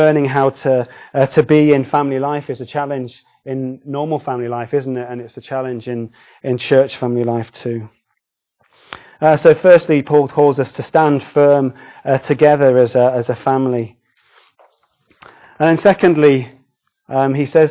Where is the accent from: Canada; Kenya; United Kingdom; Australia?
United Kingdom; we're British